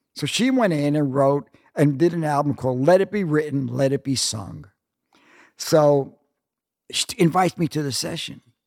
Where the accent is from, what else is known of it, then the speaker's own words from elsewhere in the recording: New York City, New York, United States; moved away as an adult; also born or lived in California; I grew up one block from Macaulay's